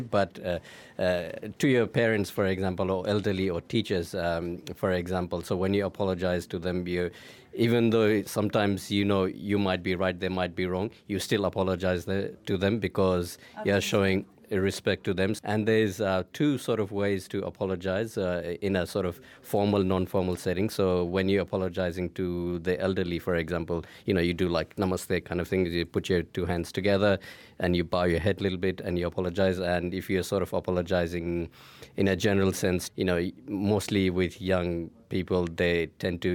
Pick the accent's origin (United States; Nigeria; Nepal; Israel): Nepal; I'm from Nepal